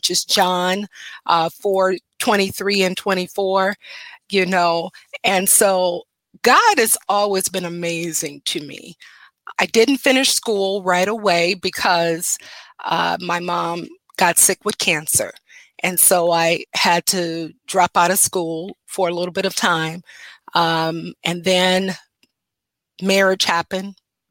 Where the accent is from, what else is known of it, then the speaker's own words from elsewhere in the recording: Detroit, Michigan, United States; I am a native Detroiter. I was born and raised in Detroit, Michigan